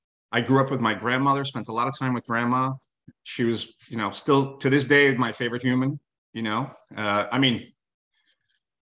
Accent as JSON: {"language": "English", "town": "New York City", "region": "New York", "country": "United States", "said": "I come from New York City, right?"}